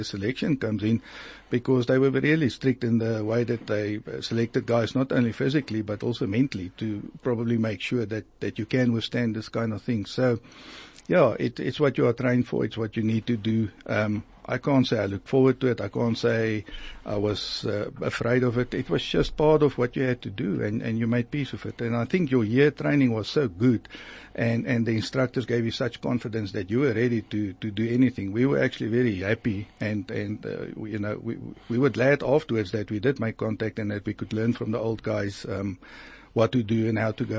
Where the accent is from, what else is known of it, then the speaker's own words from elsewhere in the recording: Free State, South Africa; I grew up in the Free State